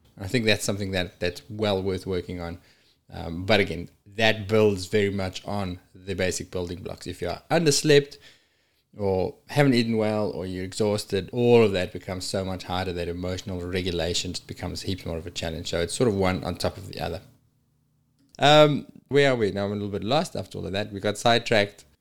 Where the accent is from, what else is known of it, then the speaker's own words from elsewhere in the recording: South Africa; moved away as an adult; my hometown in South Africa